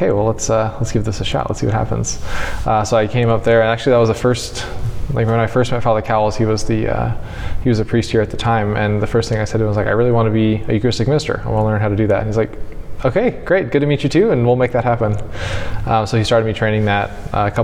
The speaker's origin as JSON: {"language": "English", "town": "Albuquerque", "region": "New Mexico", "country": "United States", "moved": "as an adult", "lives_now": "Vermillion, United States", "said": "I'm from Albuquerque, New Mexico."}